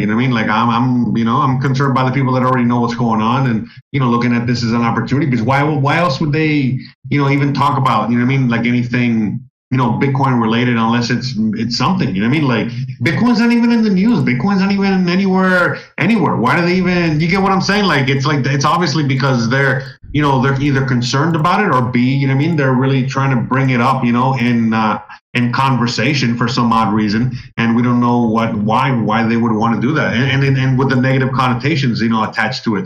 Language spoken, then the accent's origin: English; Miami, Florida, United States; I grew up in Miami